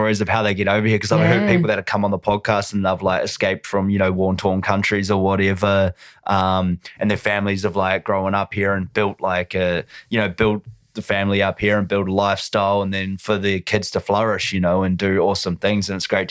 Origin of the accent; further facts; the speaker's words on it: New Zealand; New Zealand. Did you not know that?